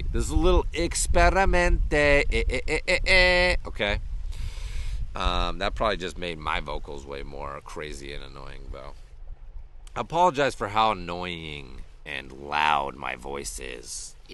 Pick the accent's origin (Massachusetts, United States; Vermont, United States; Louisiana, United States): Massachusetts, United States; Western; When I was a kid growing up in Western Massachusetts in elementary school